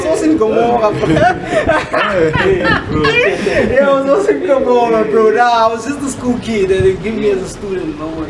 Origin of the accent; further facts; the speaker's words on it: Kagiso, Gauteng, South Africa; I'm from Kagiso.